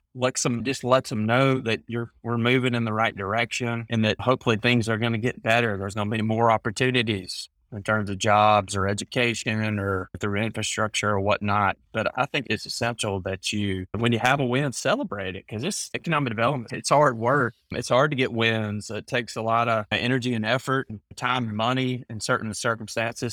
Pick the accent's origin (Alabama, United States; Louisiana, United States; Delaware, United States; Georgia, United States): Alabama, United States; also born or lived in Mississippi; But Alabama's where I've grown up and lived.